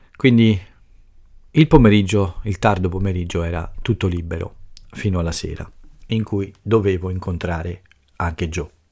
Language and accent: Italian; Italy; il mio paese e la nostra cultura